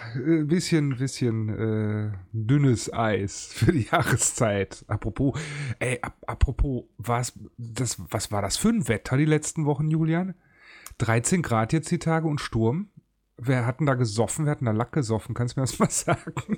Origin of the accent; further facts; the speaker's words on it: Cologne, North Rhine-Westphalia, Germany; ich bin geborener Kölner, mit dem Karneval groß geworden